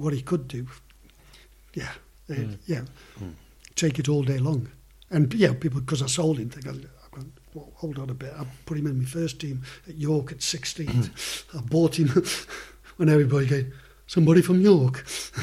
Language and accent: English; Stoke-on-Trent, West Midlands, United Kingdom; Stoke are my hometown club